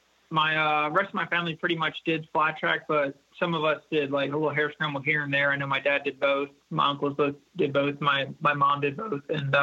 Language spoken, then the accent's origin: English; Warrington, Pennsylvania, United States; also born or lived in Trevose, Pennsylvania; I grew up in Warrington, just a little bit northeast of there, but just kind of a small little town